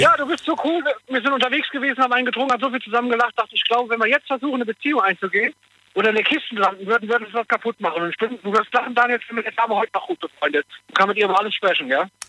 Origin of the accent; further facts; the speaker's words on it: Koblenz, Rhineland-Palatinate, Germany; ich komme ja aus Koblenz